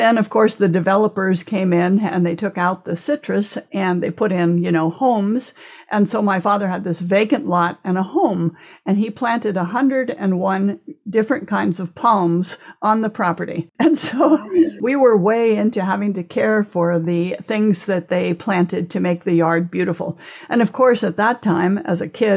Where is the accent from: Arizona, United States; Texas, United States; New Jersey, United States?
Arizona, United States; Phoenix; moved away as an adult; also born or lived in Stillwater, Oklahoma / Germany / Austria / Flagstaff, Arizona; now in Maui, United States; when I was 3 weeks old, he got a new job in Phoenix. And so they moved to Phoenix